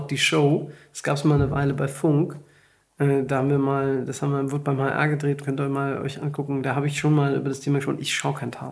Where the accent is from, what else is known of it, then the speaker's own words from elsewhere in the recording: Hesse, Germany; am Ende bin ich halt ein echter Hesse. Ich habe auch SCH-Problem.